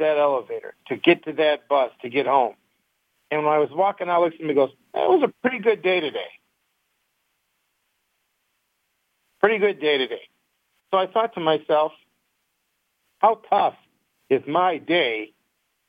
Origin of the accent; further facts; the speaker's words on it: Detroit, Michigan, United States; We grew up in Detroit.